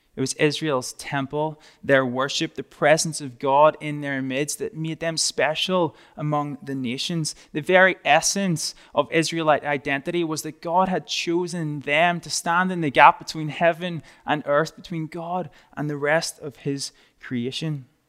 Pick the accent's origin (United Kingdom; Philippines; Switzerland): United Kingdom; Northern Ireland; moved away; I'm from a little, tiny, small part of the U K called Northern Ireland